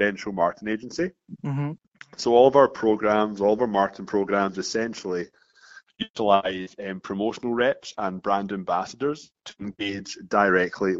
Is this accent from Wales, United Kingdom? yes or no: no; Scotland, United Kingdom; moved away as an adult; now in Toronto, Canada; You probably notice I've got an accent here. I'm from Scotland.